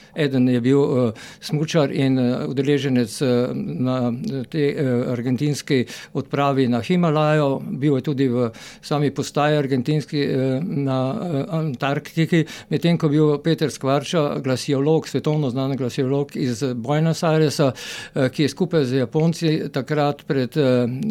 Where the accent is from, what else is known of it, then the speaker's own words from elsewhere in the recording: Maribor, Slovenia; also born or lived in Graz; jaz sem iz Maribora